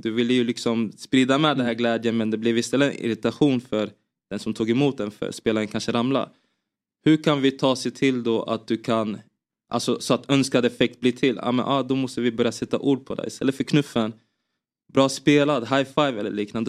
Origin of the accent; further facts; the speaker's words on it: Finspång, Östergötland, Sweden; Jag spelade i en uh, liten klubb i, FF, i, i Finspång där jag växte upp som hette FFK